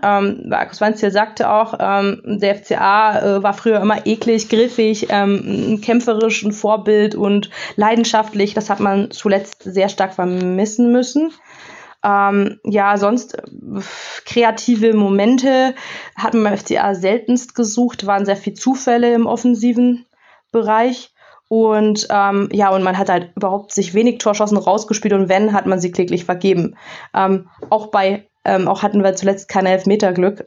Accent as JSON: {"language": "German", "town": "Augsburg", "region": "Bavaria", "country": "Germany", "tie": "born or raised there", "also_born_or_lived": "North Rhine-Westphalia (near Bielefeld)", "moved": "as an adult", "lives_now": "North Rhine-Westphalia, Germany", "said": "Ich bin gebürtige Augsburgerin, lebe aber seit einigen Jahren in NRW, in der Nähe von Bielefeld"}